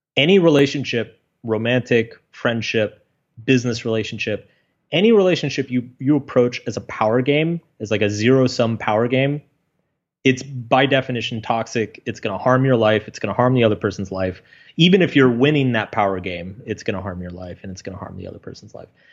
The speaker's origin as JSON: {"language": "English", "region": "Texas", "country": "United States", "tie": "born or raised there", "said": "I grew up in Texas"}